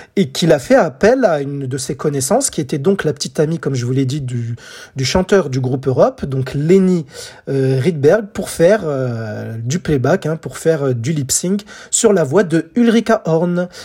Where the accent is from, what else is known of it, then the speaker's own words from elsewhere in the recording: France; chez nous en France en 1986, j'avais 10 ans